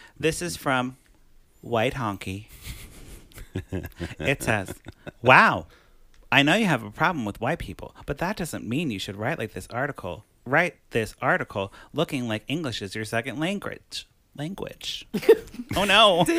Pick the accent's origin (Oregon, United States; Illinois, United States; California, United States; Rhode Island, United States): Illinois, United States; Chicago; where are you from? And I was like, Chicago. And they're like, no, like, where are you from? And I'm like, like my dad's from Ecuador and they started speaking to me in Spanish. I'm like, I don't speak Spanish